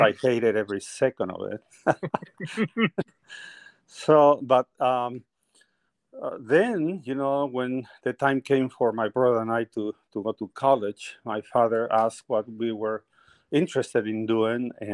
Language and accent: English; northern Peru, Peru; first language Spanish; English is a second language; moved away; I am originally from Peru. I was born in the northern part of Peru, beautiful mountains and everything